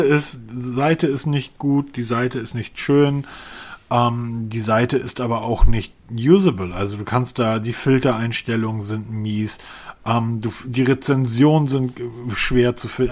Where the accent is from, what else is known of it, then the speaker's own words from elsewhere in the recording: Northern Germany, Germany; als Norddeutscher